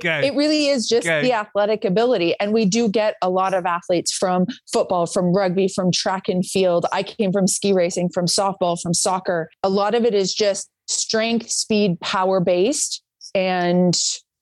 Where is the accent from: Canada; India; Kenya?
Canada; Calgary, Alberta; moved away as an adult; now in United States; Where I grew up in Calgary, we had the Cool Runnings track from the 88 Olympics